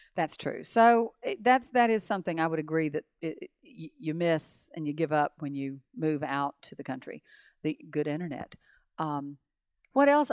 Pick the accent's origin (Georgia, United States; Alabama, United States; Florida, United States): Alabama, United States; Montgomery; moved away as an adult; also born or lived in Tallahassee; we grew up in Montgomery